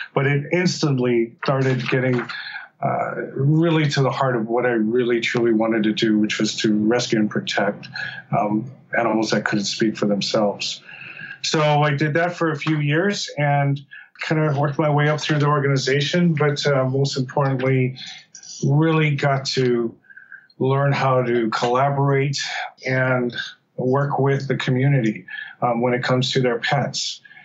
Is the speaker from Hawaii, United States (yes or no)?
yes; Oahu, Hawaii, United States; I was uh, born and raised in Oahu